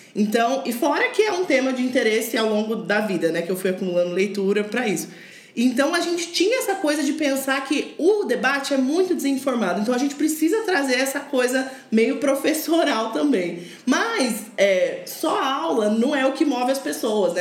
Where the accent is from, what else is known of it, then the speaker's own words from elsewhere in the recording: Curitiba, Paraná, Brazil; eu cresci em Curitiba